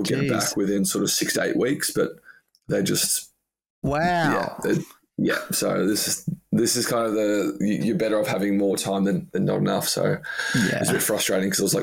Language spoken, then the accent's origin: English; Australia; moved away as an adult; now in London, United Kingdom